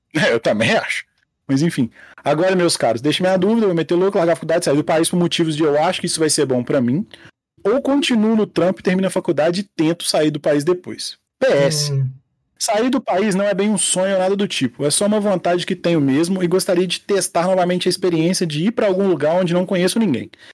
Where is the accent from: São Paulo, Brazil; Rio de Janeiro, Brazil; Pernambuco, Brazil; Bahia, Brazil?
Rio de Janeiro, Brazil; Eu e Maurício, como bons cariocas